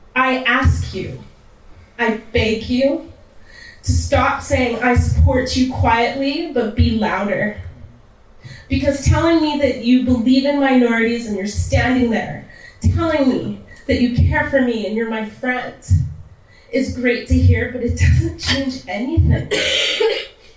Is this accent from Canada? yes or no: yes; Canada; also born or lived in Texas; I grew up in Canada, I grew up in a white neighborhood